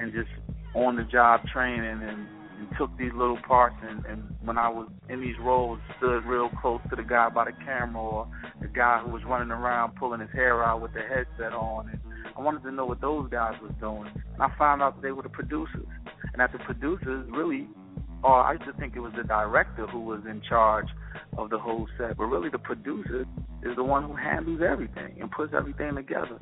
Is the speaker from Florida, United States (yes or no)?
no; New Jersey, United States; I'm from New Jersey, but I'm in the New York area when it comes to auditions.